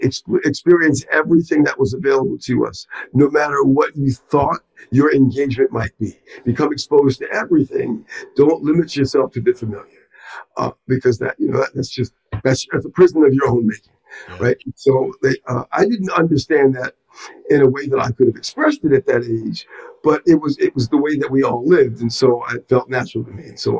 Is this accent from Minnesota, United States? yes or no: no; Long Island, New York, United States; I grew up on Long Island.